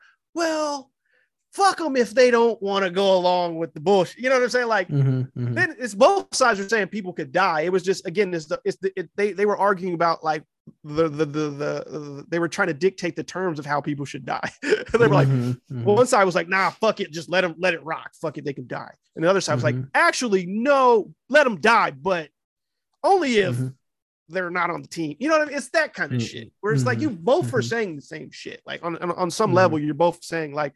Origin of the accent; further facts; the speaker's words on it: Ohio, United States; also born or lived in San Diego, California / Los Angeles, California; my parents moved us back to where they're from when the drought hit, and I was like 9. So then I was raised in Ohio, like basically from 9 all the way to adulthood